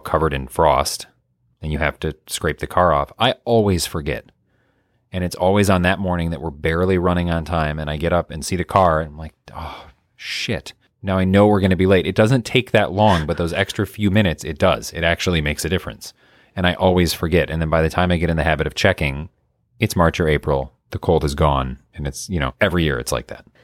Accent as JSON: {"language": "English", "region": "Michigan", "country": "United States", "tie": "born or raised there", "moved": "yes", "lives_now": "Illinois, United States", "said": "I'm used to it growing up in Michigan, getting just a ton every season"}